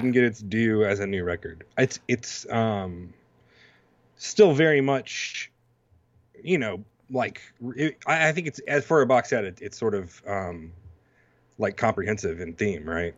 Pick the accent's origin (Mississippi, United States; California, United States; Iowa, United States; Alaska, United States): Mississippi, United States; I'm from Mississippi